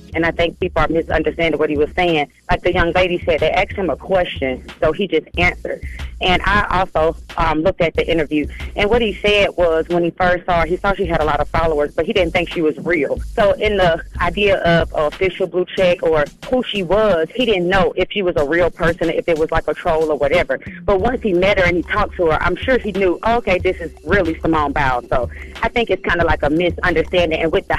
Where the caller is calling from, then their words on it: Stone Mountain, Georgia, United States; I'm calling from Stone Mountain.